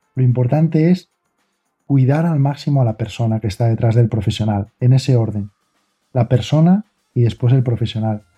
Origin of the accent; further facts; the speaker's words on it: Asturias, Spain; soy de aquí, pero soy asturiano